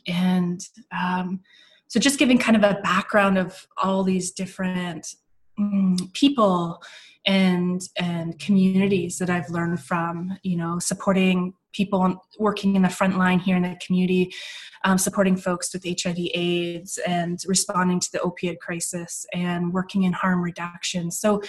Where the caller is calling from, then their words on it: Victoria, British Columbia, Canada; I'm calling in from Victoria, British Columbia, the west coast of Canada, and I'm on the unceded ancestral lands of the Coast Salish peoples, the Songhees and the Esquimalt and the Kosanich First Nations.